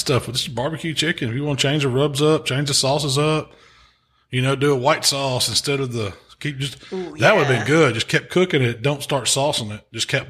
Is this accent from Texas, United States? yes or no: no; Mississippi, United States; But we're from Mississippi, so we can call them.